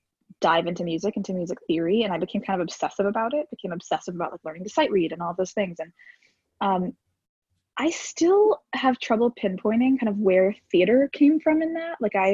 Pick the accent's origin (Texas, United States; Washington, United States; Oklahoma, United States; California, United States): Texas, United States; now in New York, United States; I grew up in Texas.